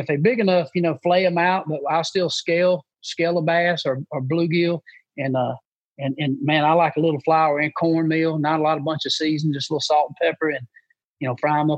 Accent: Booger Bottom, United States; when I grew up in Booger Bottom, my papa would have a bucket of shiners and a cork

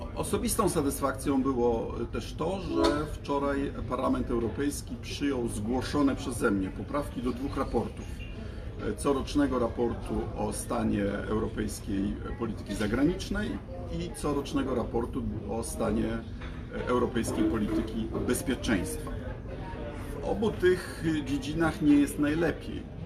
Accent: Poland

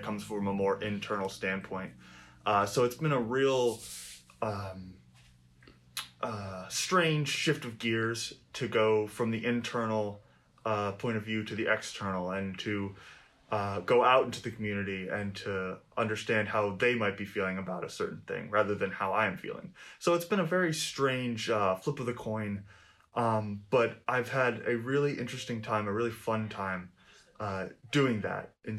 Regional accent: Hudson Valley area, New York, United States; also born or lived in southwestern Pennsylvania; I grew up around this area. The Hudson Valley area

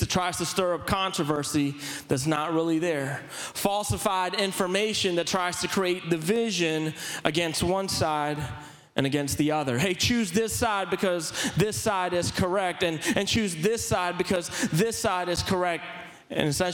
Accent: Philippines; growing up in the Philippines

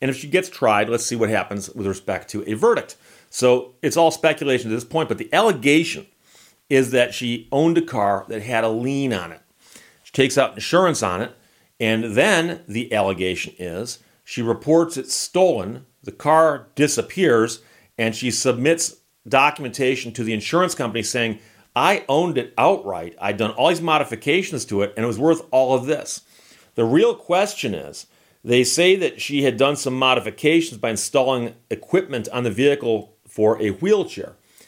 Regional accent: Birmingham, Michigan, United States; Oakland County, of course, is the county where I grew up in Birmingham, Michigan.

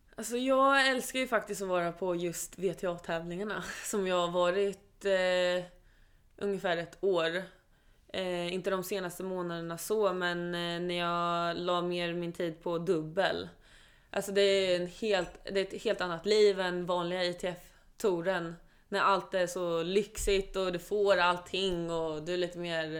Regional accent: Sweden; also born or lived in Oslo, Norway; jag är född där och eh, vi flyttade till Sverige när jag var sju år

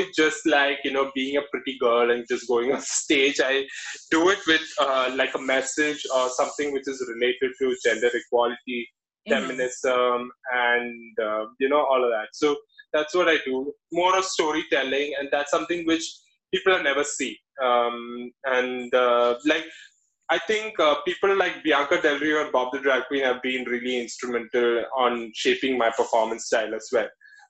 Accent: Kerala, India; moved away as an adult; also born or lived in Hyderabad; now in Bangalore, India; So I'm basically from Kerala. It's the southernmost part of India. It's a land where there's coconut trees. We are known for fishes. We are known for banana chips.

